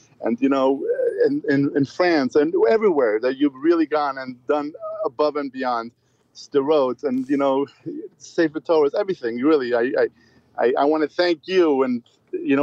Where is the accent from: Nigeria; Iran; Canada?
Iran; moved away; I came from Iran